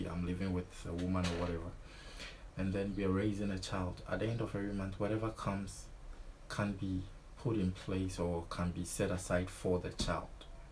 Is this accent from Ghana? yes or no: yes; Ghana; moved away; as a Ghanaian.